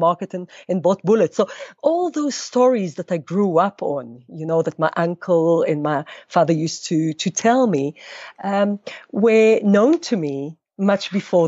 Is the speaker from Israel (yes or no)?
yes; Israel; moved away as an adult; now in South Africa; I was born in Israel. Both my parents are from Poland, but they, after the war, immigrated to Israel in the 50s, and I was born there.